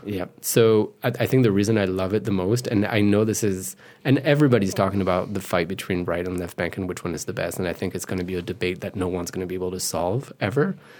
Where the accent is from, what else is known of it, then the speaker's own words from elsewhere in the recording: Paris suburbs, Île-de-France, France; English is a second language; moved away as an adult; also born or lived in Le Mans; now in United States; grew up in those, um, Paris burbs